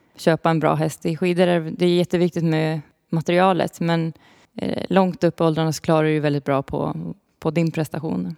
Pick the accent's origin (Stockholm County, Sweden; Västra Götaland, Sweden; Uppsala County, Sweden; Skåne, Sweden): Uppsala County, Sweden; Uppsala; jag kommer ju från Uppsala